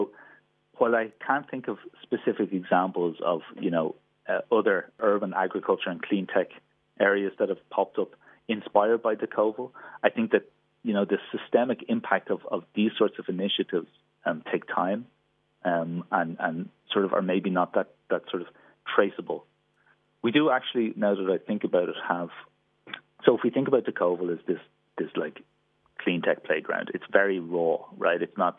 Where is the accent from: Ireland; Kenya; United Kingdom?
Ireland; I'm Irish. Obviously, we also have a strong dairy sector, export sector there as well